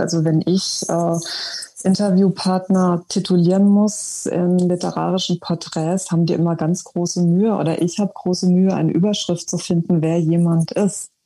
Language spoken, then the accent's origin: German; Germany; als Deutsche identifiziert zu sein im Ausland